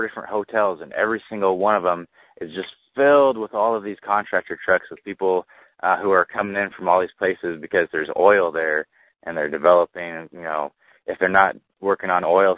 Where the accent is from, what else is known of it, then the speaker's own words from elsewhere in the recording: California, United States; moved away as an adult; now in Tennessee, United States; When I moved to Tennessee, you know, because I'm from California, like, my whole life, and I moved out here